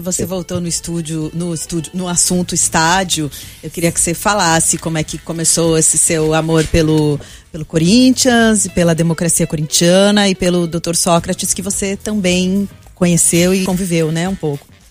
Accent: Brazil; eu sou brasileira

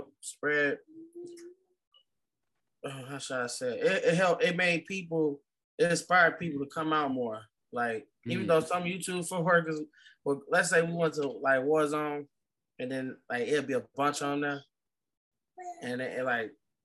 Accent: Chicago, Illinois, United States; growing up in Chicago

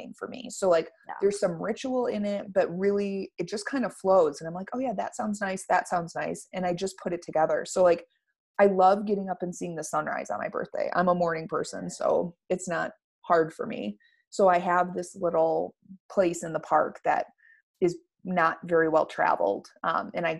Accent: Michigan, United States; moved away; I was born back in Michigan

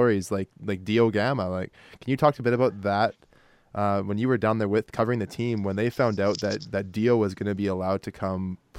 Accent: Lloydminster, Saskatchewan, Canada; now in Saskatoon, Canada; I grew up the road in Lloydminster

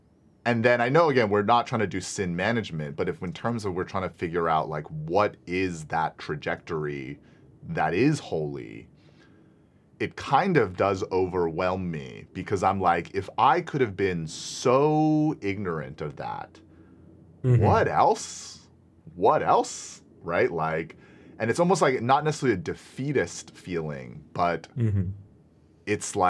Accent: Singapore; I'm from Singapore. It's a different country.

